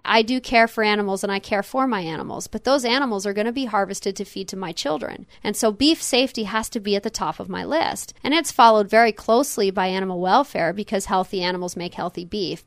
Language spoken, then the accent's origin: English; West Palm Beach, Florida, United States; moved away as an adult; also born or lived in Hanover, New Hampshire; now in Nebraska, United States; I grew up in West Palm Beach, Florida, urban Palm Beach County, Florida